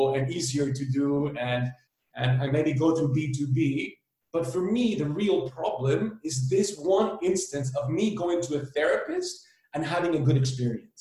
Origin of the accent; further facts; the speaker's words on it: Berlin, Germany; moved away as an adult; also born or lived in El Salvador / Amsterdam; now in Barcelona, Spain; I was born in El Salvador. I was raised in Berlin.